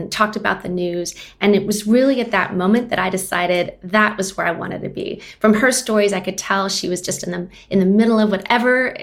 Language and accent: English; Austin, Texas, United States; So I'm based in Austin now. I'm actually from Austin, which is rare in a city that's growing as fast as it is.